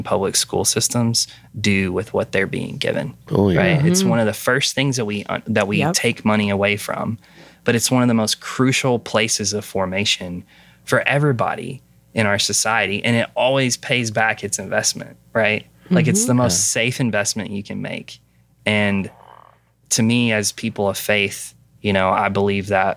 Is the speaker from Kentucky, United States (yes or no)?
yes; Western Kentucky, United States; now in Pennsylvania, United States; I grew up in Western Kentucky